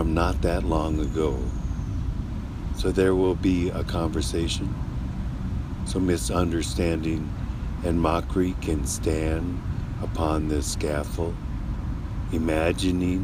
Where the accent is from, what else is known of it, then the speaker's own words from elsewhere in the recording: Minneapolis, Minnesota, United States; also born or lived in St. Paul, Minnesota; I was born and raised in Minnesota, born in Minneapolis, raised as a ward of the state